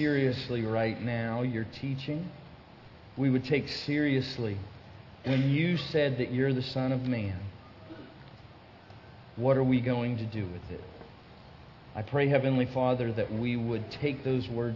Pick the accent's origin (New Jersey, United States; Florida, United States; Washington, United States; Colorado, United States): Florida, United States; I'm from Florida